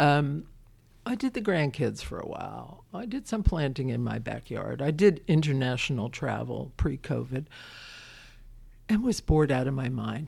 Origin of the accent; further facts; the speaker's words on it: Brooklyn, New York, United States; now in Winchester, United States; I'm a kid from Brooklyn